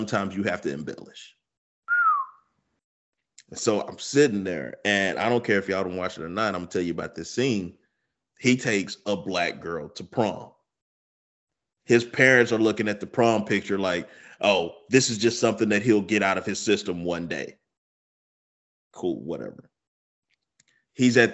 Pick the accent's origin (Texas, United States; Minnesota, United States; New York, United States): Texas, United States; Deep East; I'm from Deep East Texas